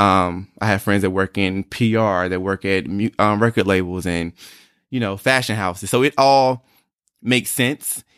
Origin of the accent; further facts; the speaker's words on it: North Carolina, United States; moved away as an adult; also born or lived in Atlanta / Harlem, New York; I was born and raised in North Carolina